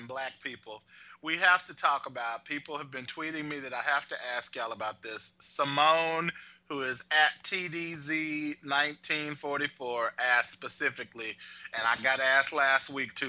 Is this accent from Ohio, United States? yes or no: no; DeKalb, Texas, United States; As this black person, I'm black. I'm from DeKalb, Texas.